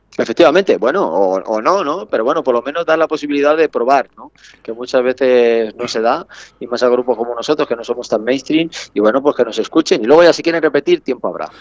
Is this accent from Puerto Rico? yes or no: no; Salamanca, Castile and León, Spain; yo en mi caso soy salmantino, que soy castellano